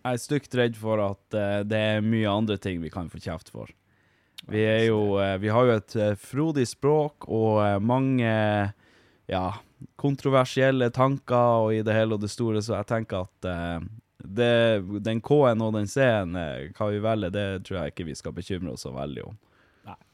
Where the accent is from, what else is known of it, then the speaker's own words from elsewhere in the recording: Vardø, Finnmark, Norway; now in Hammerfest, Norway; Jeg er fra Vardø, bor i Hammerfest. Flytta hit for ti år sia.